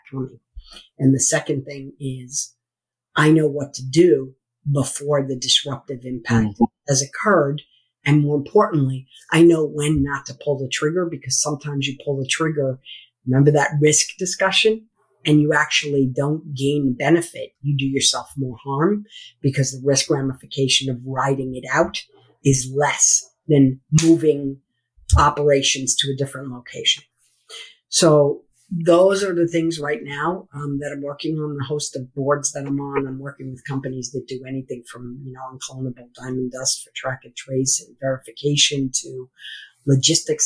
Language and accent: English; United States; also born or lived in Merrimack, New Hampshire; I'm an American.